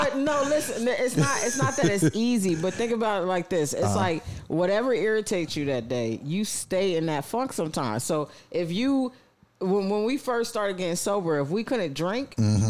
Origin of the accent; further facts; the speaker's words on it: New York City, New York, United States; moved away; also born or lived in Los Angeles; shout out to New York. It's my hometown.